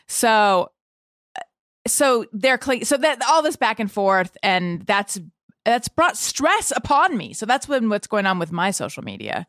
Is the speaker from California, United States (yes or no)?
yes; Orange County, California, United States; I grew up in Orange County, California